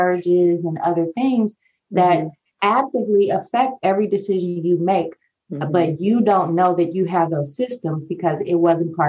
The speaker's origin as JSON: {"language": "English", "town": "St. Louis", "region": "Missouri", "country": "United States", "also_born_or_lived": "New Orleans, Louisiana / Houston, Texas", "moved": "as an adult", "said": "I'm from St. Louis"}